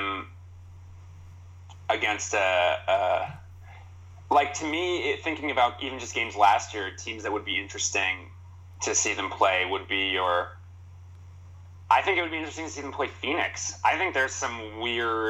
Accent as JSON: {"language": "English", "town": "Toronto", "region": "Ontario", "country": "Canada", "said": "I'm from Toronto."}